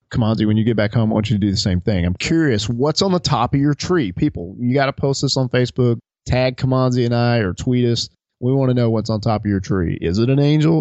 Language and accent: English; Alabama, United States; I grew up in Alabama